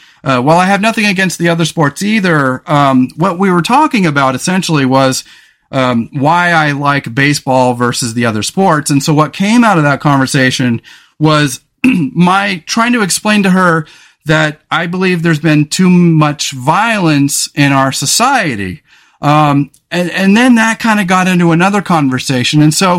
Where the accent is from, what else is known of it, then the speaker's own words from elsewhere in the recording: California, United States; I grew up in California on the Central Coast, and I grew up in a town where the famous MMA fighter Chuck Liddell is from.